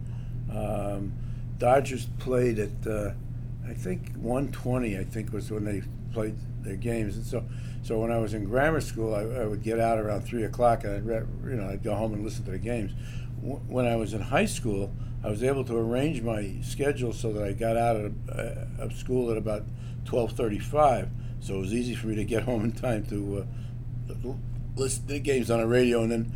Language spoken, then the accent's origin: English; New York City, New York, United States; now in Chicago, United States; Brooklyn, because that's where I was born